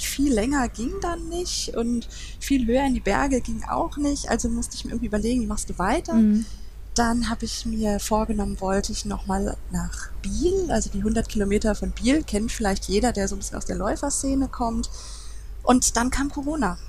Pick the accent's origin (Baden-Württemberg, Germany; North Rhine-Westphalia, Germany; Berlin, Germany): North Rhine-Westphalia, Germany; Duisburg; Es ist, ist meine Heimatstadt, ich komme daher